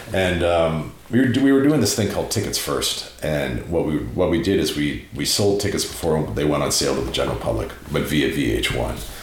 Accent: Prince Edward Island, Canada; moved away; also born or lived in Montreal; growing up in Prince Edward Island in Canada, you know, in the Maritimes and, you know, living in Montreal

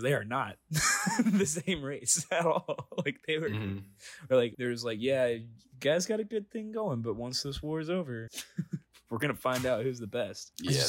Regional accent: Ohio, United States; moved away; I get to enjoy being a Southerner, but I was born in the North

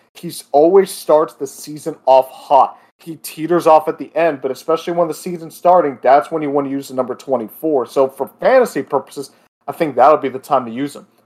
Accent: Florida, United States; my home state of Florida

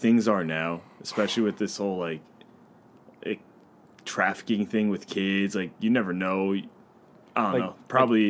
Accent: United States; God, I love being American.

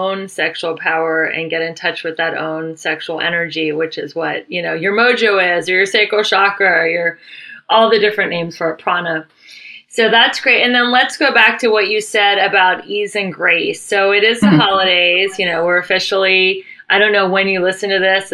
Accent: Cincinnati, Ohio, United States; moved away as an adult; now in Los Angeles, United States; I'm born and raised in Cincinnati

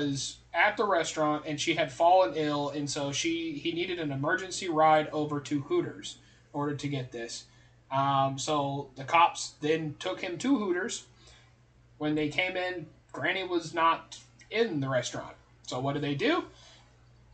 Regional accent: United States; I grew up in Columbia County

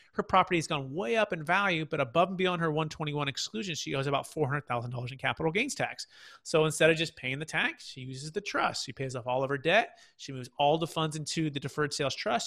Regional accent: Fremont, California, United States; I'm originally from the Bay Area. So Mission San Jose, Fremont

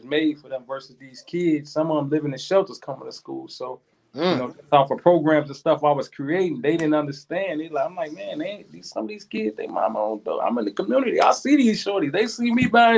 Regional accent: Chicago, Illinois, United States; moved away; I'm from Chicago

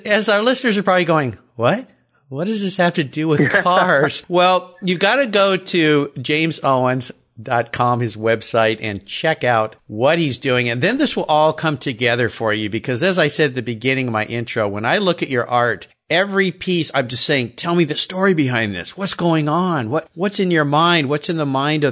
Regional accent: San Diego, California, United States; I grew up in Southern California

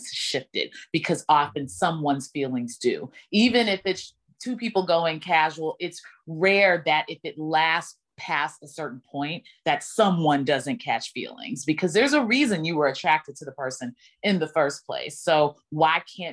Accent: Dallas, Texas, United States; my hometown in Dallas

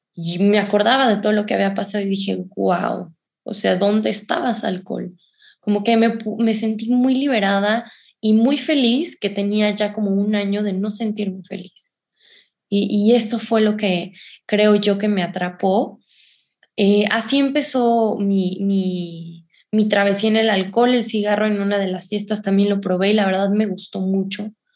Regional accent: San Luis Potosí, Mexico; moved away; yo, yo soy de San Luis Potosí

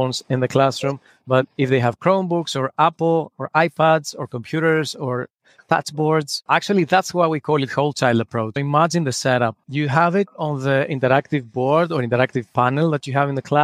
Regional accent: Greece; English is a second language; moved away as an adult; now in New York, United States; I'm originally from Greece. I lived in New York for the last 9 years.

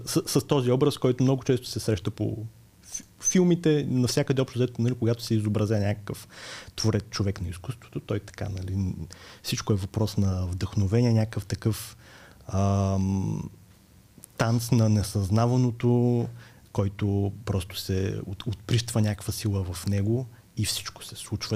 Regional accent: Burgas, Burgas Province, Bulgaria; аз съм от Бургас, роден съм през 89-та и там учех в гимназията за романски езици

